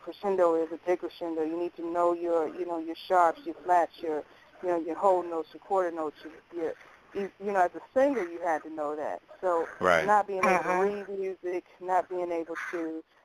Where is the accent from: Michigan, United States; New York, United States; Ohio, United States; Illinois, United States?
Illinois, United States; Chicago; we're from Chicago, Tanya